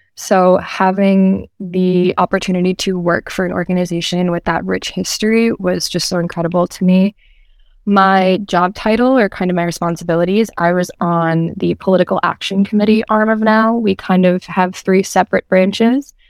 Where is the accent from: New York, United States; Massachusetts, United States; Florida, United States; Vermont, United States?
Massachusetts, United States; Medford; also born or lived in Bristol, Rhode Island; I am originally from Medford, Massachusetts